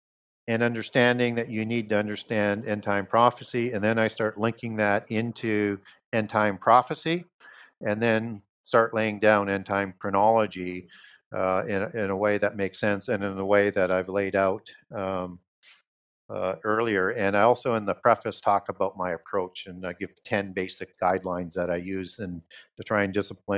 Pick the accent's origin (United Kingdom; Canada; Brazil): Canada; Saskatchewan; I grew up in Northern Saskatchewan